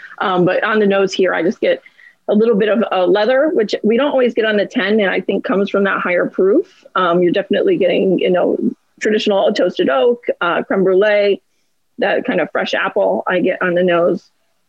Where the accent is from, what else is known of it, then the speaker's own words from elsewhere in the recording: New York, United States; I'm from the Finger Lakes.